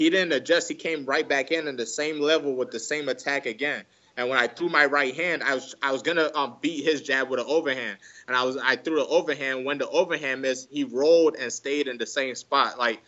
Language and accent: English; Nigeria; English is a second language; No matter what, I always feel like I'm Nigerian. One of my biggest fears is that my kid won't be able to speak my language, because I want that culture to stay in him too.